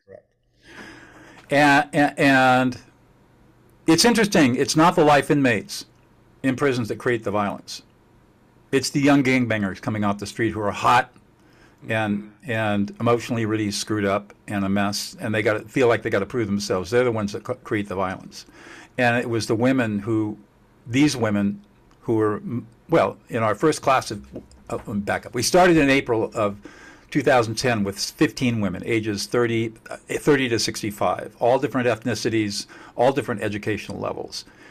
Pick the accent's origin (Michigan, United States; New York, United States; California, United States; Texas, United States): California, United States; Southern; I grew up in Southern California